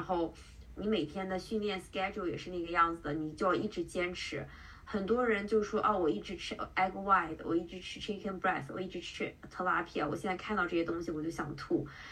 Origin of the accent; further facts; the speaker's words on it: Qingdao, Shandong, China; also born or lived in Bay Area, United States / Seattle, United States / New York, United States / Canada; now in San Francisco Bay Area, United States; 我是青岛人，然后我在湾区生活了，嗯，两年的时间，然后中间在西雅图待了一年，在西雅图之前我在纽约